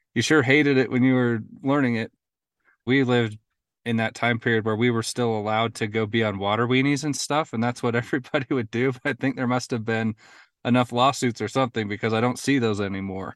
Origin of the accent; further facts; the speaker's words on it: Utah, United States; also born or lived in New Harmony, Utah; Grew up in Utah. Um, I grew up in Utah County, um, Wasatch Front, and then I currently live in southern Utah in New Harmony